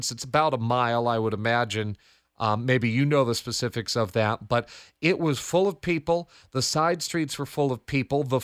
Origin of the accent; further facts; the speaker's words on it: Glastonbury, Connecticut, United States; from Glastonbury, and I'm listening to Spotlight Connecticut with Morgan Cunningham.